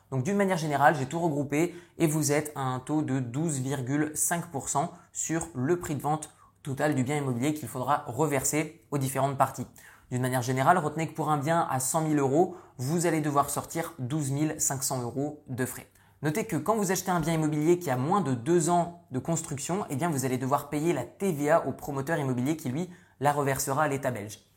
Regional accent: northern France, France; moved away; Vous le savez certainement mais je suis issu du nord de la France, j'ai quitté la France il y a de ça de nombreuses années

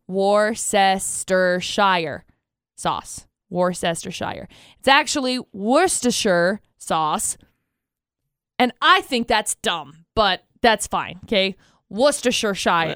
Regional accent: Tremonton, Utah, United States; I grew up in Tremont and I graduated from Bear River High School

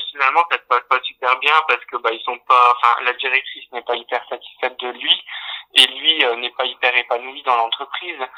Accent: Dunkirk, Hauts-de-France, France; je venais de Dunkerque

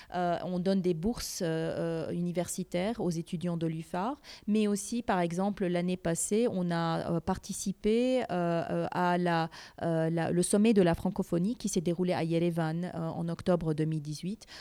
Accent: Montreal, Quebec, Canada; moved away as an adult; also born or lived in Aleppo, Syria / Damascus, Syria / Middle East; now in Armenia; je suis née à Alep, vécu à Damas, et puis à l'âge de 8 ans, on est parti à Montréal avec toute notre famille. et après plusieurs années là-bas, bah, en faisant ma scolarité à Montréal

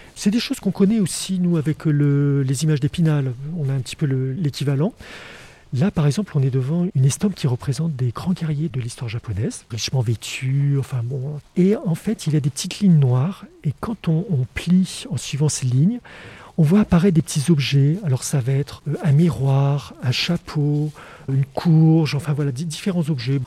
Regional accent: France; chez nous en France

